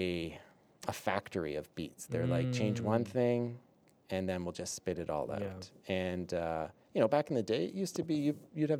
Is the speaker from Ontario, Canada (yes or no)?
yes; Guelph, Ontario, Canada; I grew up in Guelph.